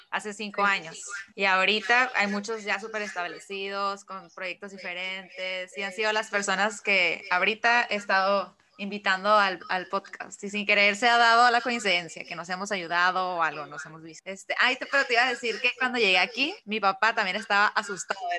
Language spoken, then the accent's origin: Spanish; Mexicali, Baja California, Mexico; now in Tijuana, Mexico; yo soy de Mexicali, me vine a Tijuana para